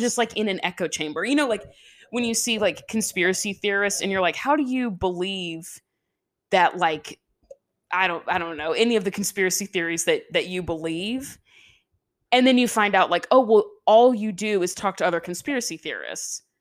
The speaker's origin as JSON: {"language": "English", "region": "the South", "country": "United States", "said": "we're from the South"}